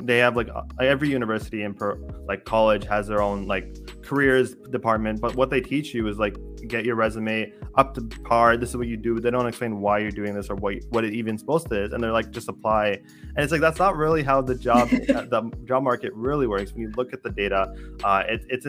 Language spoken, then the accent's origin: English; Canada; I'm Canadian